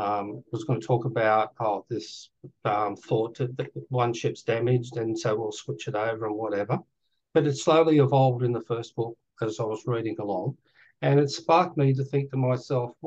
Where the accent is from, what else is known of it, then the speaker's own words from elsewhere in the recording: Australia; I'm Australian